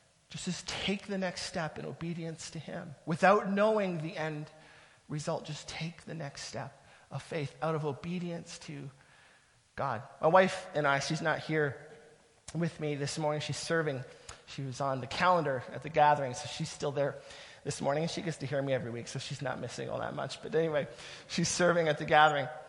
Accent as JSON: {"language": "English", "region": "Southern Ontario", "country": "Canada", "moved": "as an adult", "lives_now": "Ottawa, Canada", "said": "We're from Southern Ontario. That's where our family is"}